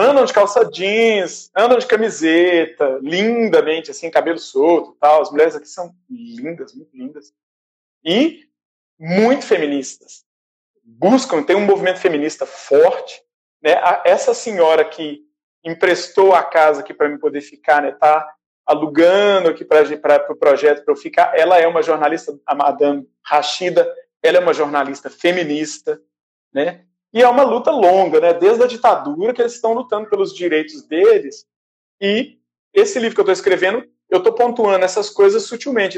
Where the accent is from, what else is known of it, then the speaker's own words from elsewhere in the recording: Brazil; moved away as an adult; now in Tunis, Tunisia; Eu sou do candomblé, eu sou do Brasil.